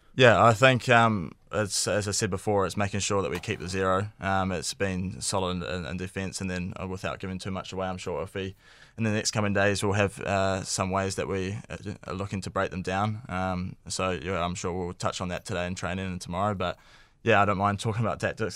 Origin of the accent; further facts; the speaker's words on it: New Zealand; being a Kiwi sports fan growing up